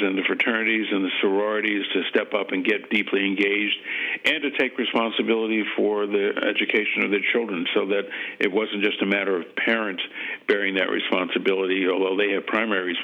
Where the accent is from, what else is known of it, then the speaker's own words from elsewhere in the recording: Washington, District of Columbia, United States; also born or lived in New Haven; growing up in Washington, D.C.